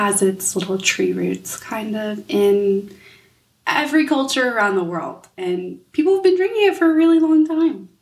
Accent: United States; as an American

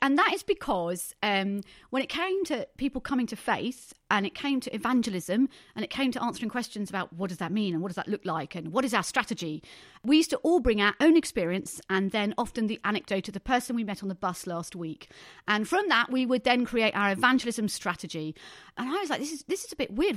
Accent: Thundersley, East of England, United Kingdom; I was brought up in the Brethren Church in Thunder Sleet in Essex

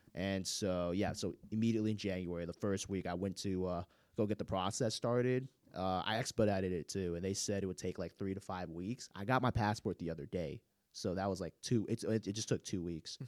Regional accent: Gwinnett County, Georgia, United States; I grew up in Gwinnett County

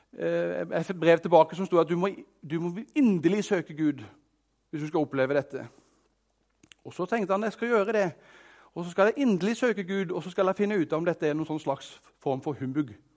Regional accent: Arendal, Agder, Norway; jeg er fra Arendal, så jeg har veldig rær dialekt

